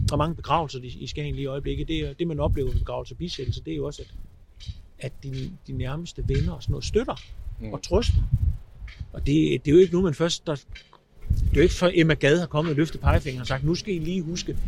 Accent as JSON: {"language": "Danish", "region": "Zealand", "country": "Denmark", "said": "Nu er jeg heller ikke jyde. Jeg er sjællander"}